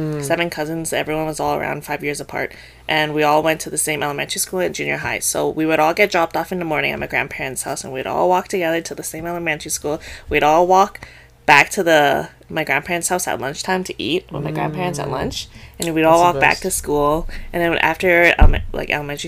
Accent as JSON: {"language": "English", "country": "Canada", "tie": "born or raised there", "said": "I was raised and I was born in Canada"}